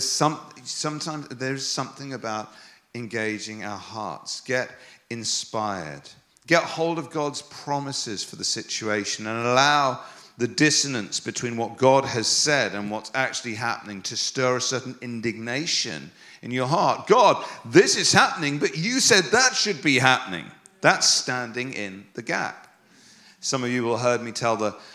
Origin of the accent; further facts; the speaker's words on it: England, United Kingdom; I'm English